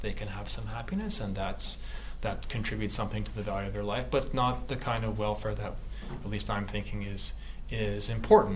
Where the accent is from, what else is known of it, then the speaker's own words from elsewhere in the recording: Canada; I grew up in Canada